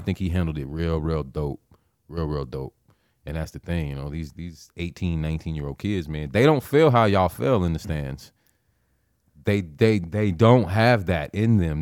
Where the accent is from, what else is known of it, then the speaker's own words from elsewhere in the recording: Nebraska, United States; I'm from Nebraska, born and raised